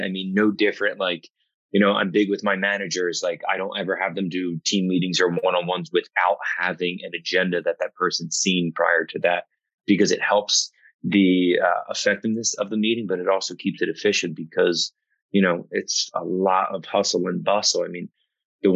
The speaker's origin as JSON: {"language": "English", "region": "New Jersey", "country": "United States", "said": "I'm from South Jersey, so it was very nice for me to be able to jump over the bridge"}